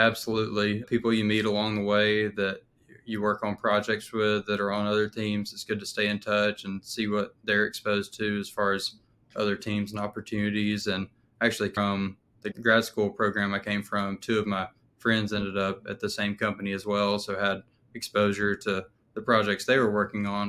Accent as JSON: {"language": "English", "region": "Alabama", "country": "United States", "also_born_or_lived": "Texas", "moved": "as an adult", "said": "I'm from Alabama"}